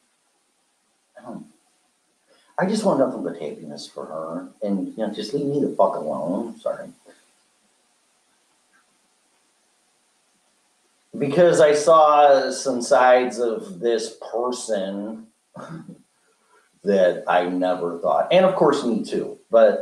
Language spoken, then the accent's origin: English; Chicago, Illinois, United States; I'm from Chicago